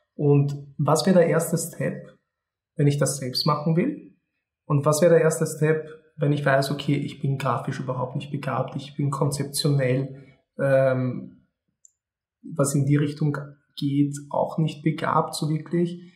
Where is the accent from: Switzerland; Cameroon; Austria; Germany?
Austria; ich bin geboren und aufgewachsen in Österreich. Meine Familie ist aus Polen